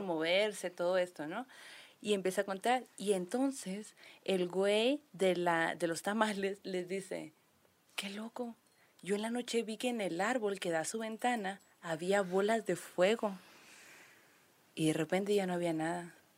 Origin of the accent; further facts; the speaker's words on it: Sonora, Mexico; somos de Sonora